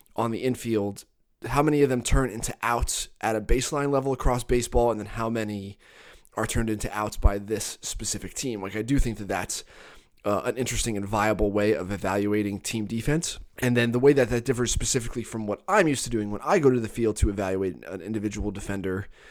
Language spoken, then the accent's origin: English; Catasauqua, Pennsylvania, United States; accent: mid-Atlantic; moved away as an adult; now in Arizona, United States; where I'm from specifically, Cattasauqua, Pennsylvania, is, like, equidistant between New York City and Philadelphia. And so everyone I grew up with talks like me